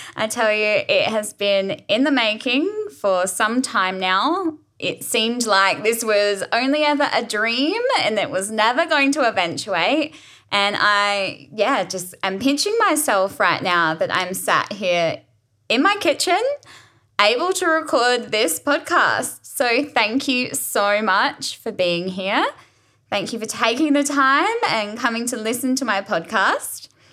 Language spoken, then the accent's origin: English; Adelaide, South Australia, Australia; also born or lived in Gili Trawangan, Indonesia; I was born and raised in Adelaide, and I love it here